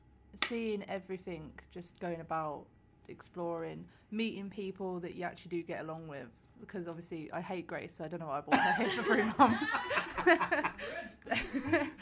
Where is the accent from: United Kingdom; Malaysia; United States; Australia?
United Kingdom; London; I'm 24 and I'm from London.